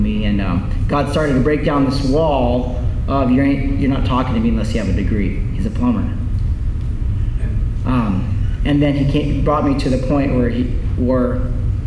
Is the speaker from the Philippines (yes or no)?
yes; Philippines; I'm Filipino